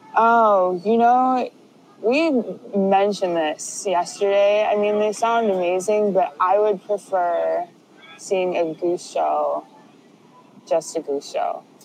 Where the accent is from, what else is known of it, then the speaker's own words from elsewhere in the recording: Chicago, Illinois, United States; I am from Chicago, Illinois